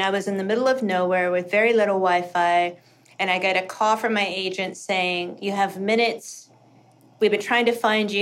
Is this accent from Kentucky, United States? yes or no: yes; Kentucky, United States; moved away; also born or lived in South Dakota; I hated growing up in Kentucky